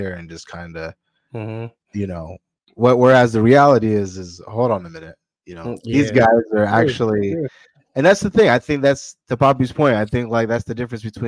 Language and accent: English; United States; as an American here